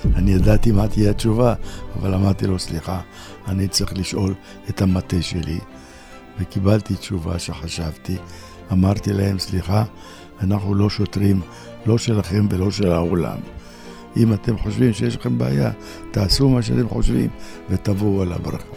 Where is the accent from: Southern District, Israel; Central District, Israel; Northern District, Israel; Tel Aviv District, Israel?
Northern District, Israel; Tiberias; אני טבריאני, משפחה טבריאנית